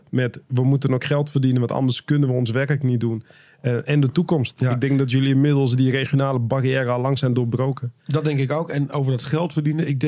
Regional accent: Groningen, Netherlands; Nee, ik ben een Groninger.

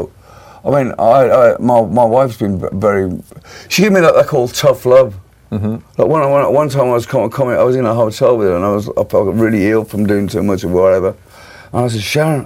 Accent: Birmingham, West Midlands, United Kingdom; my hometown, Birmingham

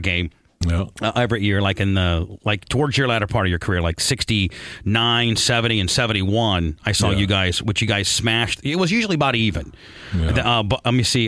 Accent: Warsaw, Indiana, United States; when I was growing up in Indiana

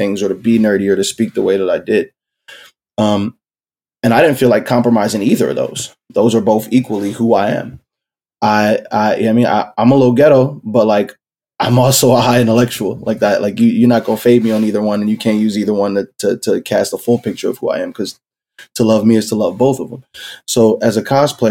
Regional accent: Philadelphia, Pennsylvania, United States; I was born and raised in South Philly.

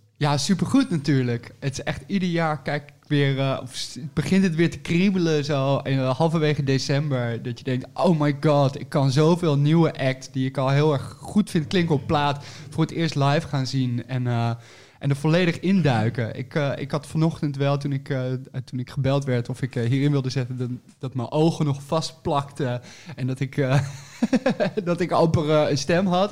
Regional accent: 's-Hertogenbosch, North Brabant, Netherlands; moved away; also born or lived in Nijmegen / Utrecht; Ik, ik kom uit Den Bosch oorspronkelijk en ik heb gestudeerd in Nijmegen

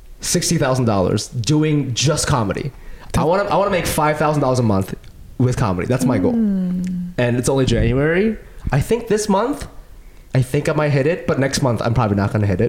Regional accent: Ohio, United States; moved away; I'm from Ohio

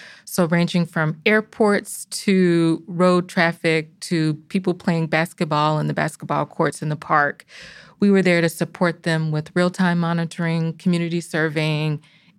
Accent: Mississippi, United States; moved away; also born or lived in New England; recently I've been in my home state of Mississippi.

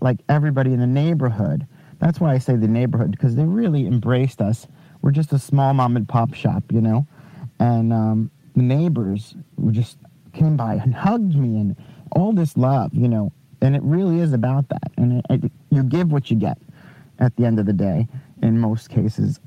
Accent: Long Island, New York, United States; Long Island, actually.

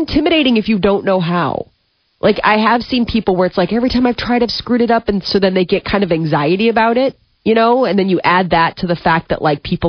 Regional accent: United States; I love being an American.

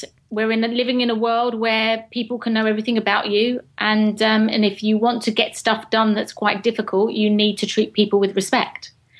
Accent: England, United Kingdom; accent: proper English

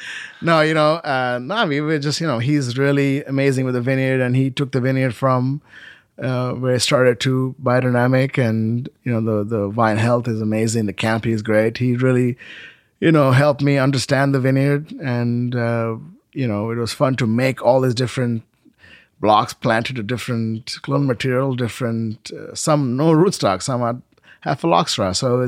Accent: India; You know, it's like all my life I came from India. You know, there was nothing taken for granted.

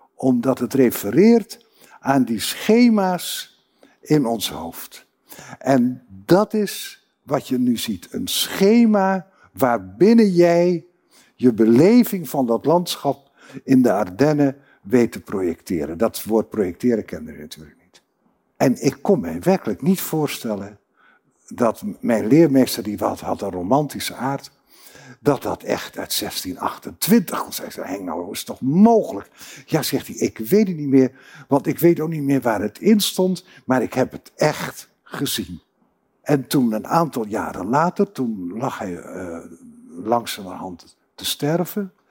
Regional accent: Groningen, Netherlands

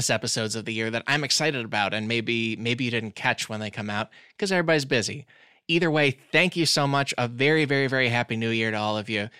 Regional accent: Glen Ellyn, Illinois, United States; now in Los Angeles, United States; I'm from Chicagoland, you know, Glen Ellyn, Illinois in the suburbs.

